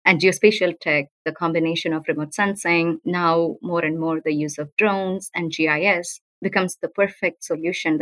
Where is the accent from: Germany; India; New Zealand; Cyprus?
India; South India; moved away as an adult; also born or lived in United States; Growing up in South India, natural hazards were everywhere around us